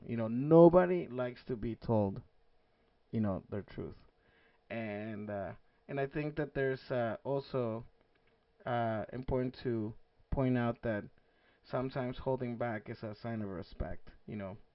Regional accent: Mexico; I grew up in Mexico, being the only Asian-looking kid

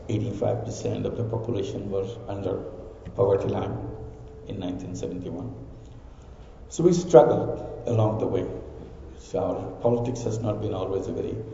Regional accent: Bangladesh; I'm from Bangladesh

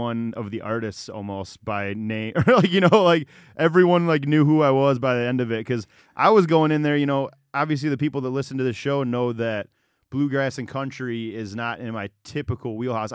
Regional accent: Detroit, Michigan, United States; I'm from Detroit

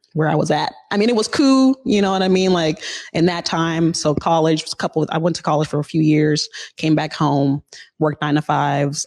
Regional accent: Seattle, Washington, United States; I was very fortunate to grow up in the historically black central district

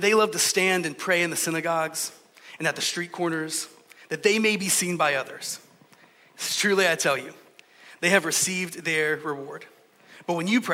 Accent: Georgia, United States; I'm from Georgia, so in the South, we say things like, bless your heart.

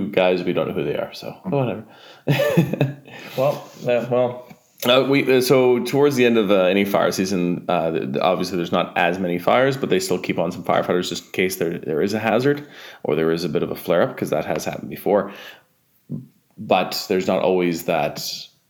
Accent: Canada; I'm Canadian and Czech

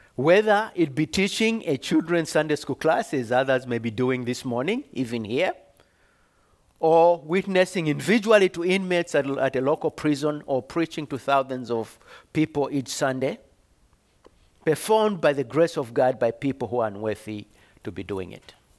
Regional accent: Zambia; moved away as an adult; I was born in Zambia, came here on a scholarship many d, centuries ago.

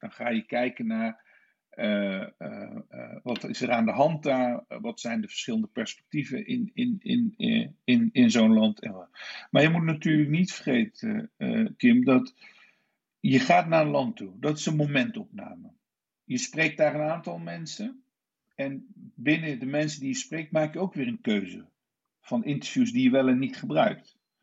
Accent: Nijmegen, Gelderland, Netherlands; also born or lived in Istanbul / London; ik ben eh, geboren en getogen in Nijmegen

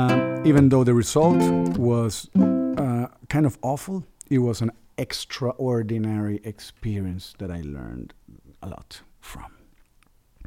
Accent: Venezuela; I'm from Venezuela

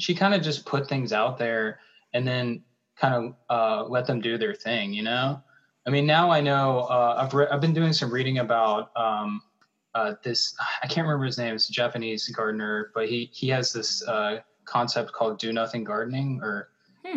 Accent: Charlotte, North Carolina, United States; moved away as an adult; now in Minnesota, United States; i'm from charlotte north carolina

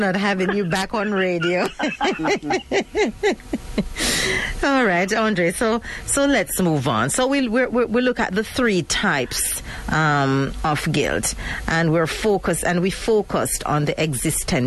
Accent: Jamaica; I am a Jamaican

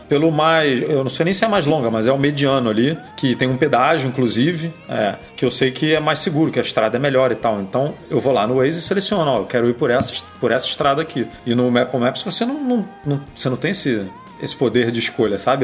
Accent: Rio de Janeiro, Brazil; eu sou do Rio

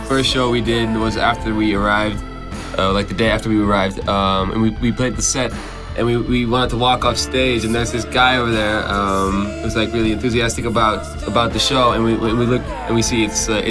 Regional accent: Amsterdam, North Holland, Netherlands; I'm from Amsterdam.

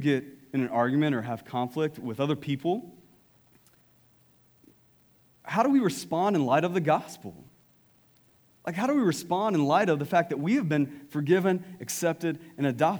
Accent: East Texas, United States; East Texas

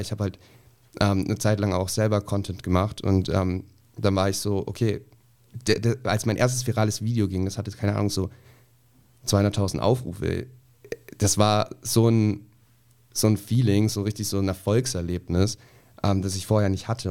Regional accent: a village in Bavaria, Germany; moved away; ich komme so aus dem Dorf, ähm, irgendwo mitten in Bayern, total konservativ, total klein

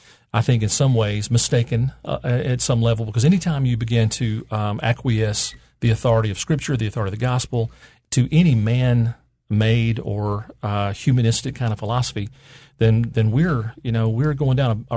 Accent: Memphis, Tennessee, United States; I was born and raised in Memphis

